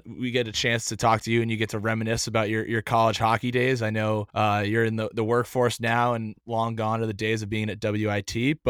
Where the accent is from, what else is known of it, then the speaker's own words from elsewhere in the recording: New Hampshire, United States; I grew up in the Northeast too.